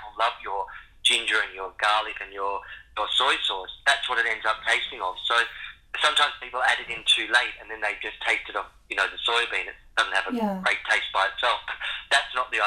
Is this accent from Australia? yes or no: yes; Western Australia, Australia; moved away; also born or lived in Sydney / London; I grew up in Western Australia and I was in nature an awful lot. But then as my life's gone on and I've lived in bigger cities in Sydney